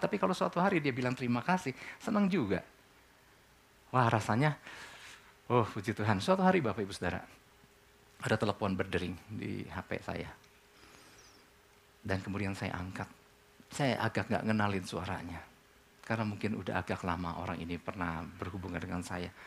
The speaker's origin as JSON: {"language": "Indonesian", "country": "Indonesia", "said": "Buat kita orang Indonesia, buat kita orang Timur kan."}